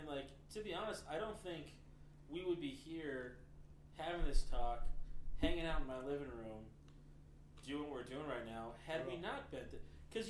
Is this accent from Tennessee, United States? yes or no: yes; Tennessee, United States; born there; also born or lived in Japan; No, Japan. I was born in Tennessee, but lived in Japan.